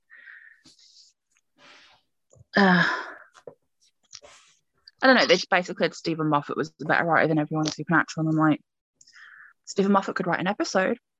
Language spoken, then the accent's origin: English; United Kingdom; I'm British